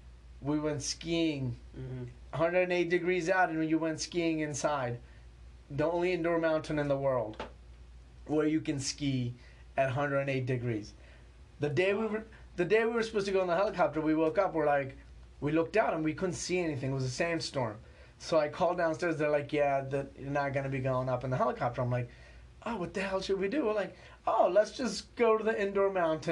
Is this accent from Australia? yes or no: no; Pakistan; born there; I was born in Pakistan. If you know anything about Pakistan, then nothing scares me.